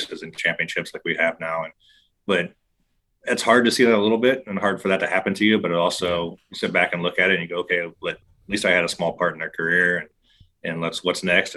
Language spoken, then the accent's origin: English; Ohio, United States; I'm from Ohio, so this is a good fit for me. You know, I have family here